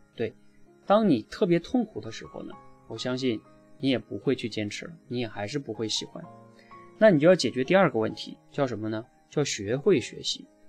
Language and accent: Chinese; Northeast China, China; moved away; 我在一个东北的农村长大